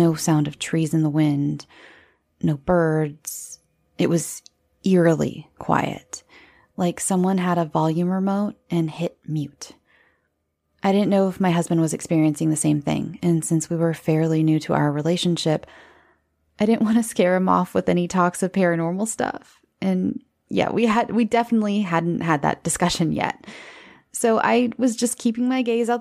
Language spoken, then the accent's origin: English; Southern California, United States; I'm from Southern California